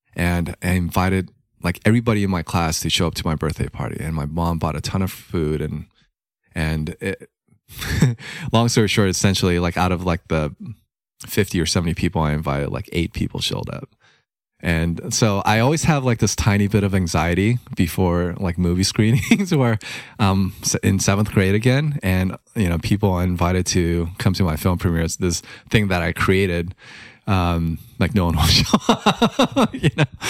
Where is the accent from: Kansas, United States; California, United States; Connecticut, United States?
California, United States; Los Angeles; growing up in Hollywood and, you know, immigrant family